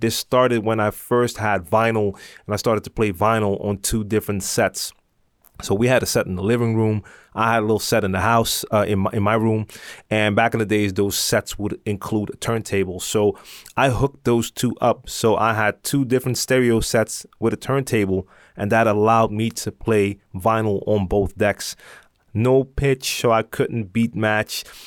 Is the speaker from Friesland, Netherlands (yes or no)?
no; Amsterdam, North Holland, Netherlands; I'm from Amsterdam